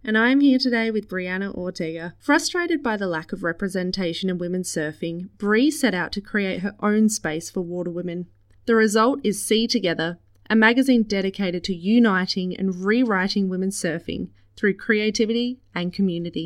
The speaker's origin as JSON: {"language": "English", "town": "Perth", "region": "Western Australia", "country": "Australia", "tie": "born or raised there", "also_born_or_lived": "El Salvador", "moved": "as an adult", "said": "I grew up in Australia and in the West Coast in Perth"}